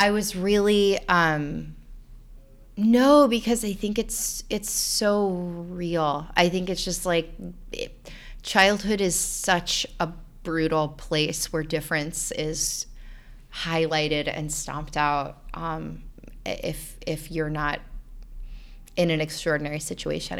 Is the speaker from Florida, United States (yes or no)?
yes; North Florida, United States; I'm from North Florida, and there are a lot of snakes and alligators anyway.